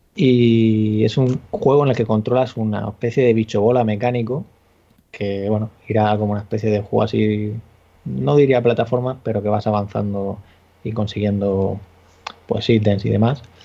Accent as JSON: {"language": "Spanish", "town": "Murcia", "region": "Region of Murcia", "country": "Spain", "said": "soy de Murcia"}